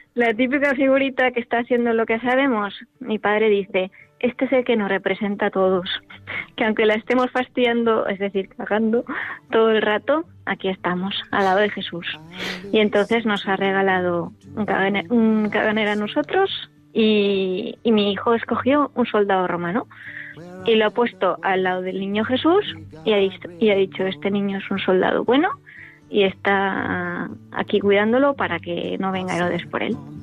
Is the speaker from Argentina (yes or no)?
no; Valencian Community, Spain; moved away as an adult; now in Pamplona, Spain; ahora estamos en Valencia con mi familia